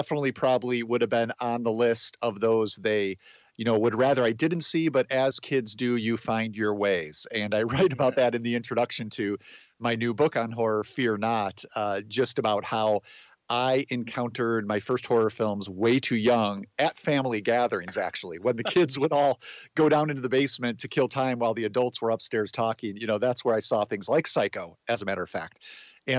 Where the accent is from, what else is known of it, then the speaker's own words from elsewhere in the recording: outside of Chicago, Illinois, United States; I grew up outside of Chicago, in a suburb southwest of the city